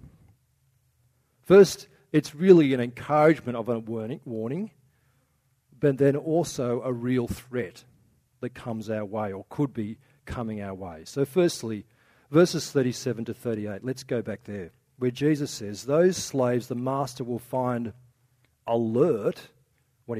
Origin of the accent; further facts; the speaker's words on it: Australia; one of our cultural things as Aussie